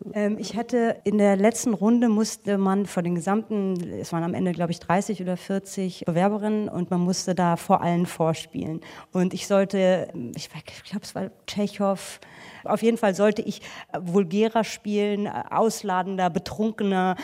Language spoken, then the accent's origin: German; Frankfurt, Hesse, Germany; ich komme eigentlich aus Frankfurt